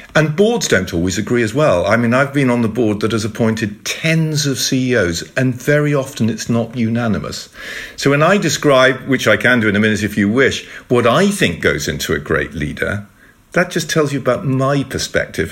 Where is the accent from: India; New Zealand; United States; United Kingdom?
United Kingdom; speaking to each other in the Netherlands and, and we're both British.